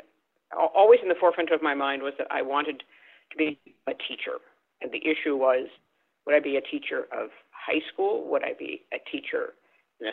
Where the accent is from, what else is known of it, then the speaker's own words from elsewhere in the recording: St. Paul, Minnesota, United States; moved away as an adult; also born or lived in California; I grew up in St. Paul, Minnesota